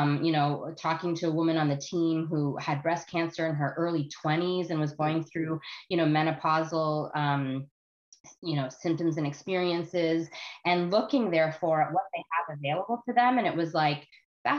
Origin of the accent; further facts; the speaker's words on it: Canada; also born or lived in United States; I live in Canada now